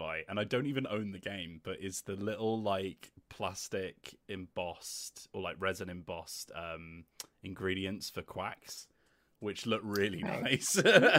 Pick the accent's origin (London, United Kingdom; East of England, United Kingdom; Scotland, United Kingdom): East of England, United Kingdom; Luton; that's my hometown.